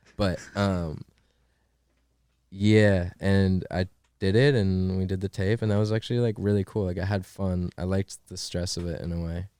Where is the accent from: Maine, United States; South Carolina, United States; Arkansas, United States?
Maine, United States; moved away as an adult; also born or lived in Pittsburgh; I'm from Maine, dude. I'm from fucking Maine.